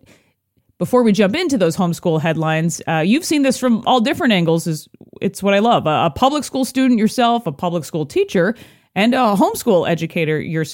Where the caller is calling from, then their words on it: Minneapolis, Minnesota, United States; I'm joining you from the Minneapolis, Minnesota area.